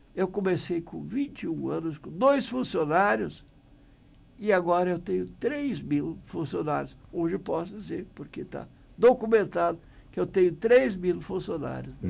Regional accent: Bom Retiro do Sul, Rio Grande do Sul, Brazil; Portuguese is a second language; moved away as an adult; also born or lived in São Jerônimo; Eu vim lá de Bom Retiro

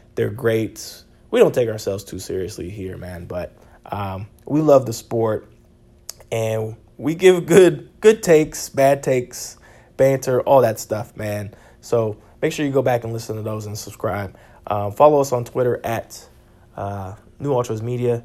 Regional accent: United States; I'm an American

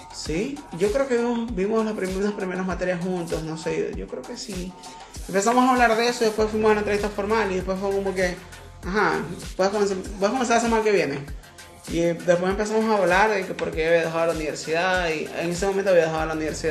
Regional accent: Maracaibo, Zulia, Venezuela; soy de Maracaibo

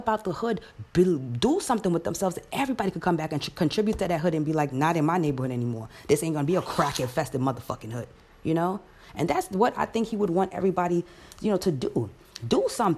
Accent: New York City, New York, United States; I was born here in America, in Queens, in Jamaica

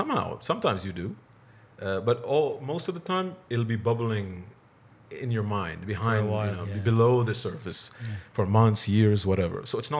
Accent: Bahrain; also born or lived in California; I'm from Bahrain.

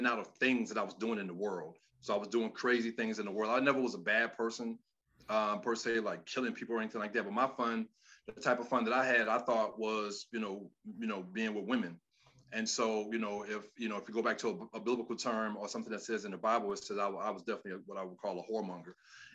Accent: Miami, Florida, United States; moved away as an adult; also born or lived in West Lafayette, Indiana; now in Atlanta, United States; I am from Miami, Florida, and I've been here in Atlanta over years

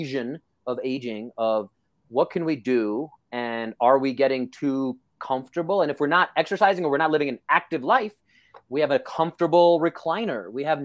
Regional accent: New York City, New York, United States; This is how I grew up in Brooklyn.

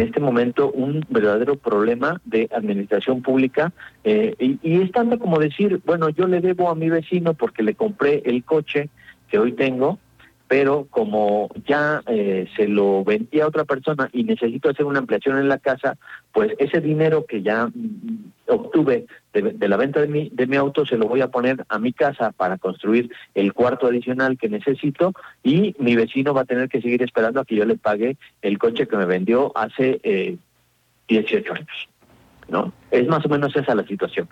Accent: Mexico; como mexicanos

